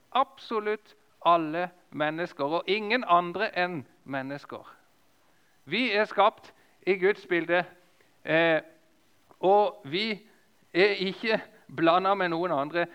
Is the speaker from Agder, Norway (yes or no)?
yes; Lista, Agder, Norway; moved away; på lista nesten der som jeg kommer ifra